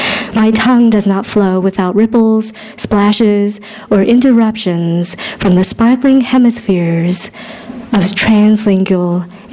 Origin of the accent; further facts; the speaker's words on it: New England, United States; moved away as an adult; also born or lived in Northern California; Over 3 decades ago, although at times it seems only yesterday, I was born and raised in Pilgrim Woodsy, New England. Then moved to Northern California, the Bay Area of the late 90s to be exact.